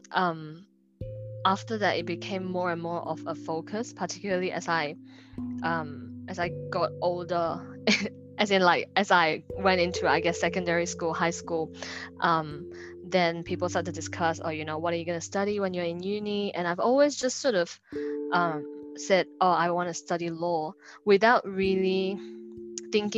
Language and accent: English; Brunei; moved away as an adult; now in Australia; I was actually from Brunei Darussalam.